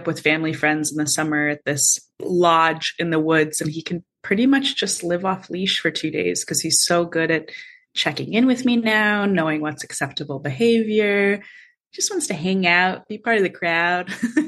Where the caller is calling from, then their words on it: Los Angeles, California, United States; I am streaming in from Los Angeles, California. I live here with my small dog